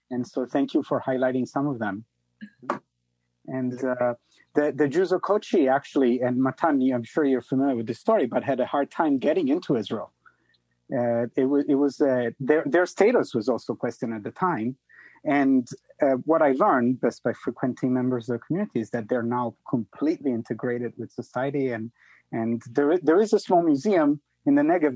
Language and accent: English; Italy; moved away; I come from Italy